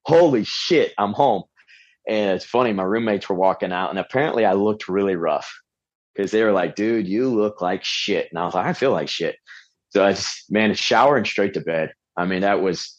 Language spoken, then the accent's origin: English; Pensacola, Florida, United States; I grew up in Pensacola area